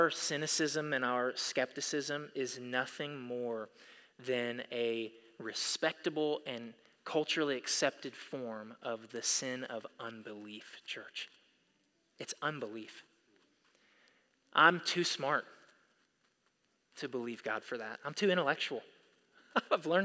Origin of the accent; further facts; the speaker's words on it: United States; we as American Christians